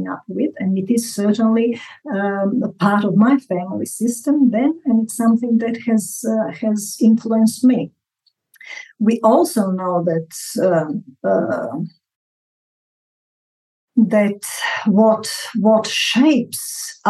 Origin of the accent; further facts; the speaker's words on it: Zagreb, City of Zagreb, Croatia; moved away as an adult; also born or lived in Australia; I was born in 1960 in Zagreb